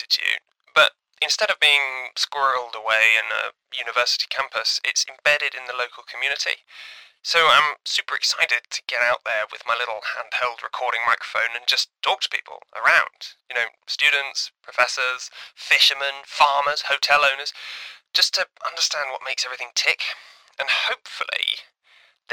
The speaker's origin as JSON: {"language": "English", "region": "London", "country": "United Kingdom", "said": "I'm from London in the UK, you can probably tell."}